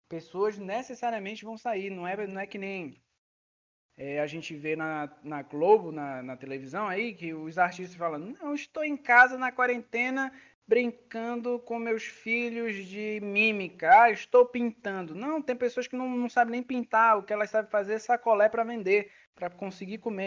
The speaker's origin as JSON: {"language": "Portuguese", "town": "Belém", "region": "Pará", "country": "Brazil", "moved": "yes", "said": "eu sou de Belém do Pará"}